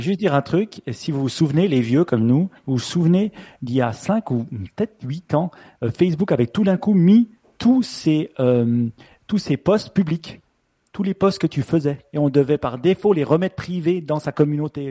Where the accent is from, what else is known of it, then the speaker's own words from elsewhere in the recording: Switzerland; accent: Swiss; mon accent suisse